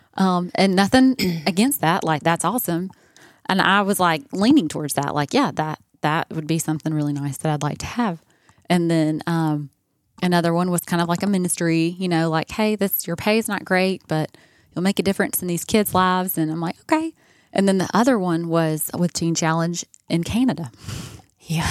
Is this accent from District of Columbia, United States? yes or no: no; Columbus, Georgia, United States; moved away; also born or lived in California; I'm from Columbus